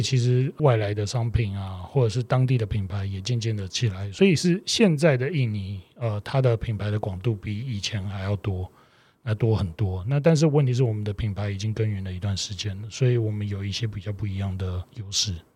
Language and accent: Chinese; Taiwan; moved away as an adult; now in Indonesia; 像我们台湾人吧，华人